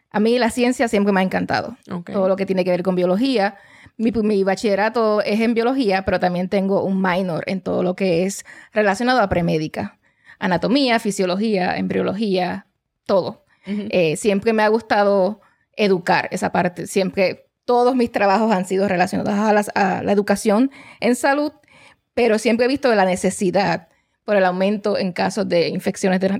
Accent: Puerto Rico; now in Oklahoma, United States; Bueno, pues … eh, me mudé aquí a Oklahoma hace ya tres años, vengo de Puerto Rico, esa isla preciosa

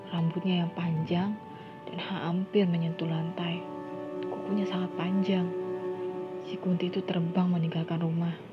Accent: Indramayu, West Java, Indonesia; Uh, teman-teman, aku sendiri asli dari Indramayu. Ya, Indramayu dan Cirebon itu sangat dekat lah ya.

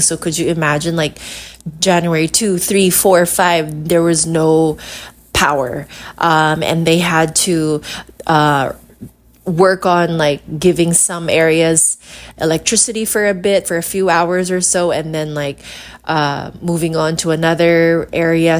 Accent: Iloilo City, Western Visayas, Philippines; I am from Iloilo City.

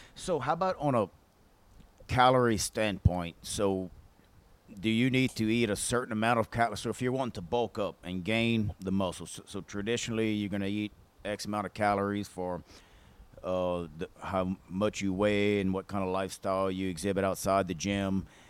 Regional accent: Mansura, Louisiana, United States; right here from our little old hometown in Louisiana, of uh, Mansura

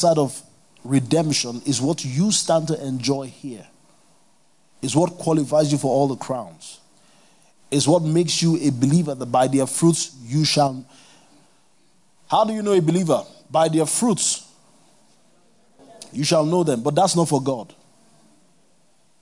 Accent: Kano, Kano State, Nigeria; I grew up in Kano

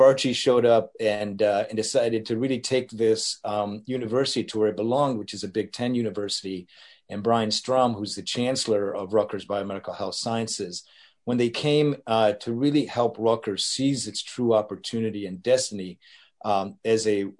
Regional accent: Madrid, Community of Madrid, Spain; born there; also born or lived in North Africa / Detroit; I was born in Madrid, lived in North Africa for a little bit of time, and then my first taste of American life was Detroit, 10 Mile and Gratiot.

